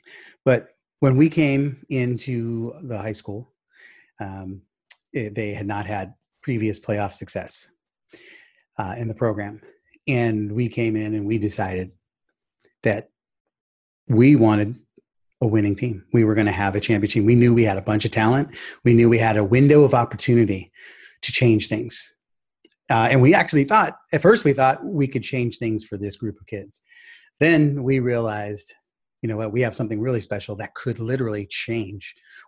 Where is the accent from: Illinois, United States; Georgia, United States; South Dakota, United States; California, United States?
California, United States; Sacramento; or basketball player growing up in Sacramento market, Arco Arena was where it's at.